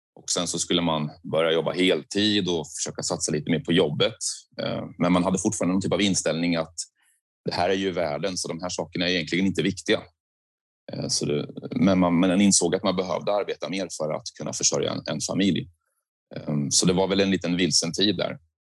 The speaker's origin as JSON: {"language": "Swedish", "town": "Söderköping", "region": "Östergötland", "country": "Sweden", "tie": "born or raised there", "said": "jag är uppväxt i Söderköping, men det ligger precis intill vid Göta kanal."}